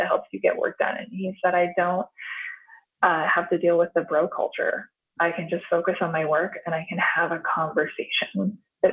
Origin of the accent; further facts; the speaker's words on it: Idaho, United States; moved away; also born or lived in Baltimore, Maryland / Seattle; I was born in Idaho, and then my parents moved us to Baltimore, and I was going to a private school that was connected to Johns Hopkins University. And I had an incredible opportunities for schooling and programming and classes when I was there. And then in high school, I moved to Idaho, very rural Idaho